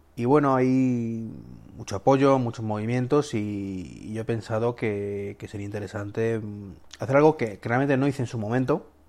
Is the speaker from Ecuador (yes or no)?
no; Spain; mi país